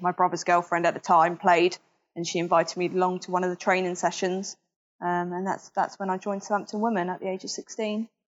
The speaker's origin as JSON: {"language": "English", "town": "Southampton", "region": "South East England", "country": "United Kingdom", "tie": "born or raised there", "said": "I was born in Southampton, raised in Southampton, haven't moved anywhere else"}